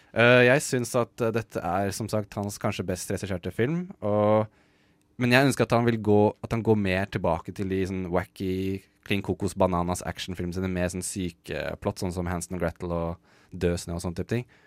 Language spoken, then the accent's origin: Norwegian; Norway; som nordmann